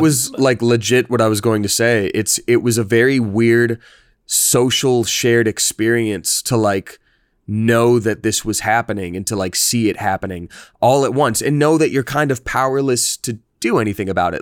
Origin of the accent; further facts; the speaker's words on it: Georgia, United States; I'm from Georgia in an area that was in general very religious